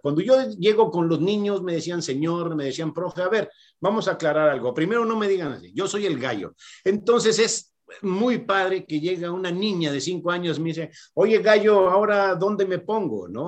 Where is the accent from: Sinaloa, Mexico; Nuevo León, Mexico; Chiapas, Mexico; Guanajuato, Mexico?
Guanajuato, Mexico; Irapuato; also born or lived in Monterrey; yo soy de, Monterrey de nacimiento, pero de Irapuato de corazón. Yo llegué a las teniendo 11, 12 años aquí.